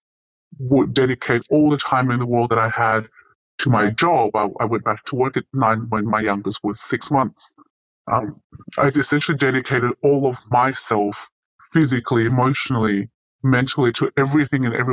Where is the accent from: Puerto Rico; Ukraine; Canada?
Ukraine; moved away; as a teenager growing up in Ukraine